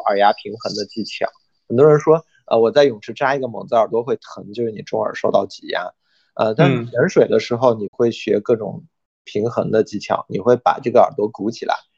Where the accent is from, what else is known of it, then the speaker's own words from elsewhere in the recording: China; 我们中国人